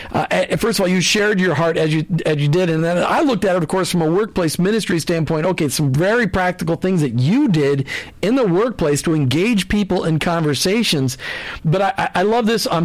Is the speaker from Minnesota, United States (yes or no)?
yes; Minneapolis, Minnesota, United States; I grew up in Minneapolis, and uh, a lot of the Lutheran churches had it, a lot of the Catholic churches had it